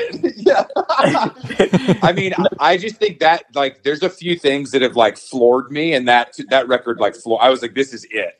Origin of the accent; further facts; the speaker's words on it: Atlanta, Georgia, United States; I'm from Atlanta